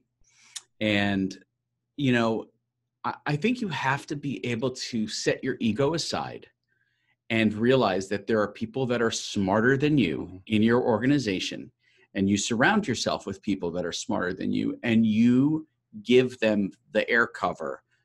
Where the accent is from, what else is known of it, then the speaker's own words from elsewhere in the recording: New York, United States; I'm a New Yorker, so I'm pretty hardcore